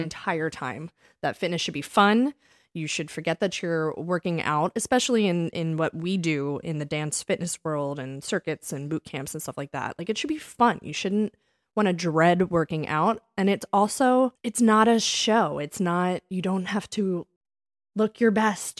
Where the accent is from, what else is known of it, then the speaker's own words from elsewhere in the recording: Springfield, Pennsylvania, United States; accent: Philly/Delco; we are from Springfield, Pennsylvania. Delco